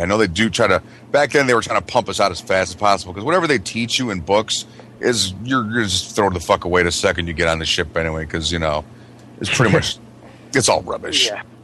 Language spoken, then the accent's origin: English; Michigan, United States; moved away; when I went to junior high back in Michigan